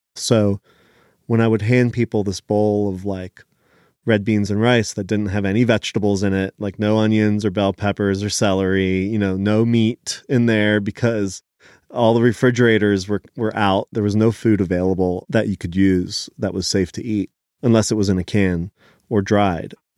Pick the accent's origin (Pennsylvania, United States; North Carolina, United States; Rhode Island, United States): Pennsylvania, United States; Philadelphia; English is a second language; also born or lived in Israel; I immigrated to Philadelphia with my family when I was four years old, and we left Israel